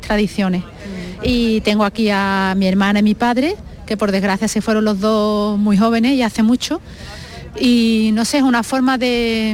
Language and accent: Spanish; Seville, Andalusia, Spain; soy cristiana y ante todo soy española, sevillana